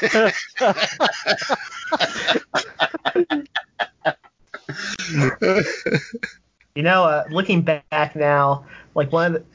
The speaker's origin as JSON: {"language": "English", "region": "Indiana", "country": "United States", "said": "I'm from Indiana"}